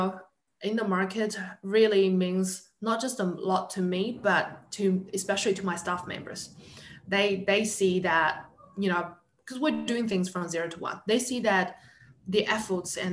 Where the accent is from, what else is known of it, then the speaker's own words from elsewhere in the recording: New Zealand; I'm from New Zealand.